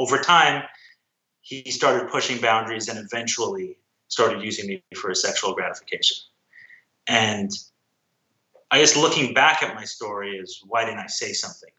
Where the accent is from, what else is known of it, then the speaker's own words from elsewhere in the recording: New York City, New York, United States; I grew up in Crown Heights, a small enclave in Brooklyn, Orthodox Jewish community in Brooklyn.